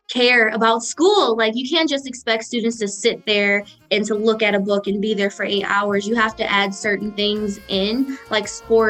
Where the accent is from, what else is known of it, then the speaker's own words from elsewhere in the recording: Detroit, Michigan, United States; moved away as an adult; now in Ypsilanti, United States; I am from Detroit, and I'm here representing PPM Detroit, and I'm currently in Ypsilanti studying at Eastern Michigan University